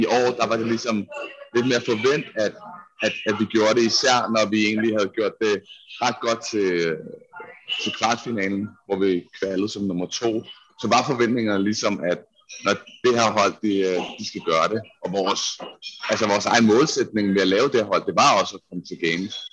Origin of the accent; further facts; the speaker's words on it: Denmark; og slet ikke som dansker.